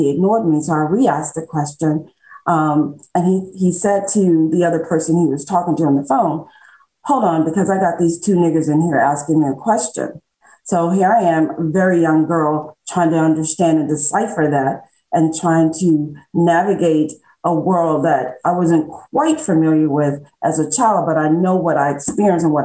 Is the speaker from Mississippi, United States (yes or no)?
yes; Mississippi Delta, United States; I was born and raised in Mississippi, in the Mid-Delta in Mississippi.